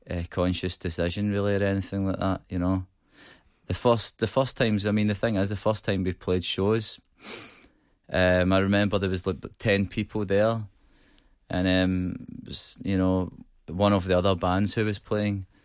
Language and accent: English; Manchester, North West England, United Kingdom; I come from Manchester.